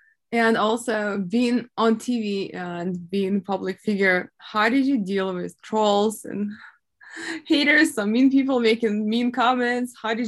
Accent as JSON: {"language": "English", "town": "Mariupol", "region": "Donetsk Oblast", "country": "Ukraine", "moved": "yes", "said": "I was from Mariupol, and that was like all the Donbas area"}